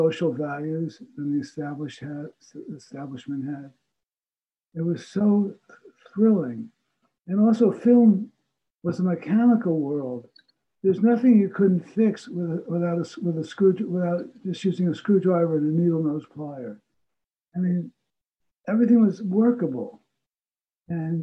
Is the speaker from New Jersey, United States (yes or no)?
yes; New Jersey, United States; New Jersey. Okay. You know, about a half an hour outside of Manhattan